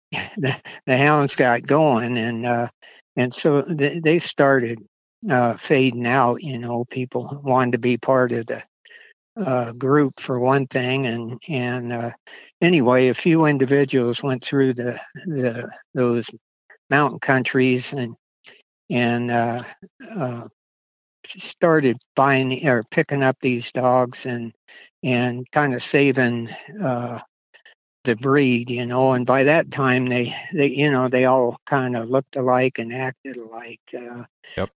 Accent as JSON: {"language": "English", "region": "Oregon", "country": "United States", "tie": "born or raised there", "also_born_or_lived": "California", "moved": "as an adult", "lives_now": "Nevada, United States", "said": "I was born in California, and uh, I I was actually raised uh, in Oregon"}